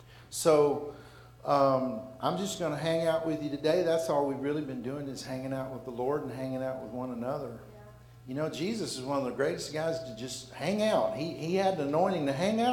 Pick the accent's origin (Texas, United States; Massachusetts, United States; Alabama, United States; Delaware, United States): Alabama, United States; We're from Alabama